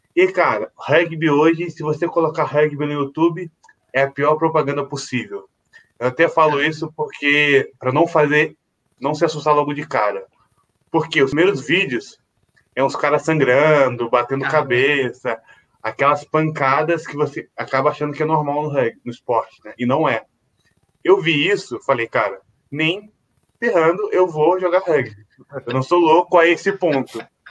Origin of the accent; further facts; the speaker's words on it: Volta Redonda, Rio de Janeiro, Brazil; now in São Paulo, Brazil; na minha cidade natal, em Volta Redonda